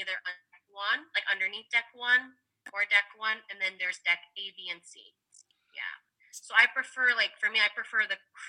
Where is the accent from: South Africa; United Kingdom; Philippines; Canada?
Philippines; I'm Filipino